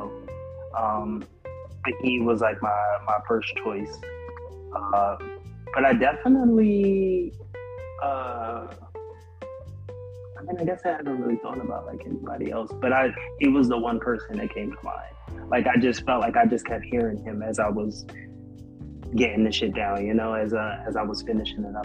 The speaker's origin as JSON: {"language": "English", "town": "Camden", "region": "New Jersey", "country": "United States", "tie": "born or raised there", "said": "I grew up in South Jersey in Camden"}